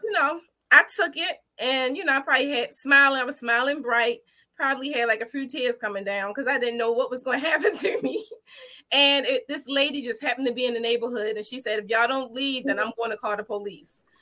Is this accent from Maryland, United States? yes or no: yes; Baltimore, Maryland, United States; from birth all the way up to fourth grade, I lived in the Liberty Heights